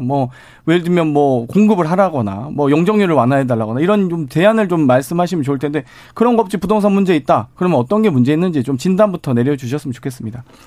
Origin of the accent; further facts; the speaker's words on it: Suncheon, South Jeolla, South Korea; moved away; 전남 순천이 고향인데요